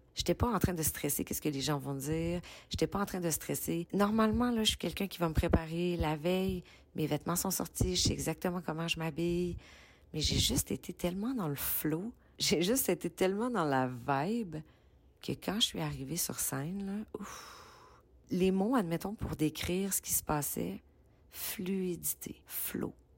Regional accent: Quebec, Canada; accent: Québécois

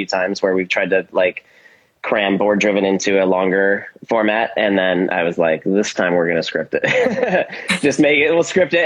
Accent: Silicon Valley, Bay Area, California, United States; I'm from the Bay Area and I grew up in Silicon Valley

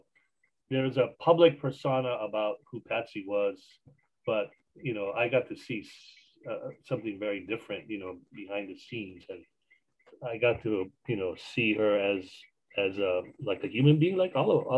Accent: Hawaii, United States; And, you know, I'm a Hawaiian musician. I still do it.

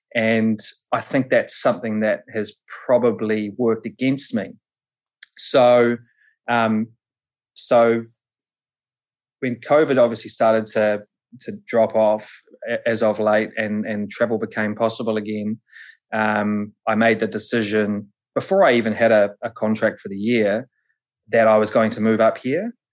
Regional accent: Palmerston North, Manawatū-Whanganui, New Zealand; I'm from Palmy originally, um, so I sort of grew up at the the Manfield race circuit down there

